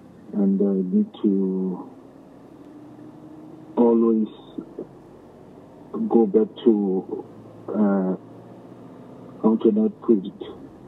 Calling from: Bethlehem, Free State, South Africa; I'm in Bethlehem.

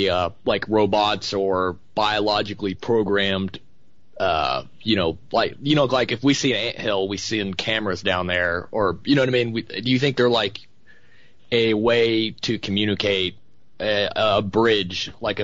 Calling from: Oklahoma, United States

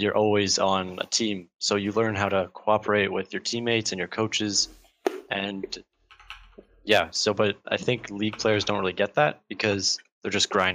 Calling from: Burnaby, British Columbia, Canada; Vancouver, Canada.

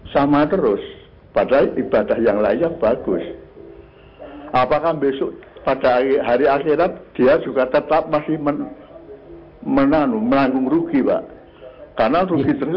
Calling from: Wonogiri, Central Java, Indonesia; Saya dari Sarono Wonogiri, Pak.

